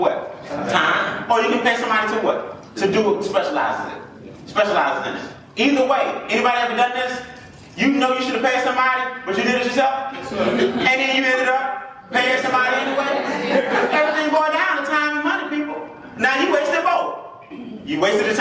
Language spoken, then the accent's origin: English; College Park, Georgia, United States; I grew up on the South Side, College Park, East Point.